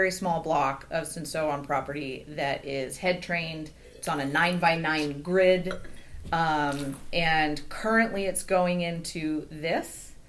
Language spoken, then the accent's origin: English; Napa Valley, California, United States; I was born in the Napa Valley